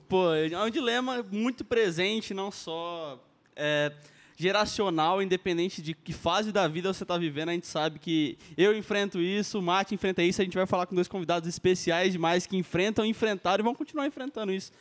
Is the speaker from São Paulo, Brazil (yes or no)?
no; Maringá, Paraná, Brazil; eu nasci em Maringá também